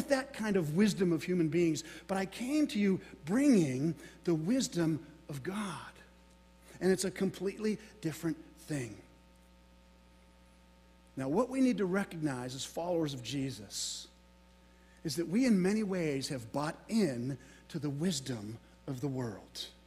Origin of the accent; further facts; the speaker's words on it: Florida, United States; I'm from Florida